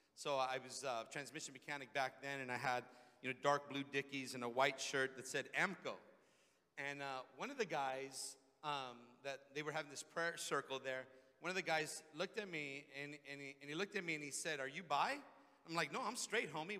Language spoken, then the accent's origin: English; Redondo Beach, California, United States; also born or lived in Hawthorne; back into my hometown, Redondo Beach